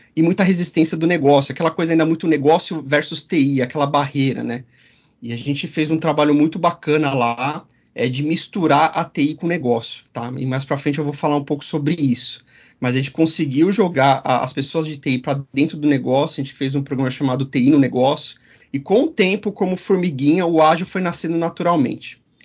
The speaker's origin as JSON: {"language": "Portuguese", "town": "São Bernardo do Campo", "region": "São Paulo", "country": "Brazil", "tie": "born or raised there", "said": "a gente começou a fazer na época websites lá na cidade de São Bernardo do Campo, minha terra natal"}